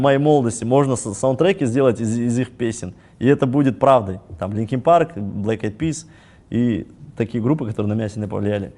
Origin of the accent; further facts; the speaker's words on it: Kazakhstan; мы казахи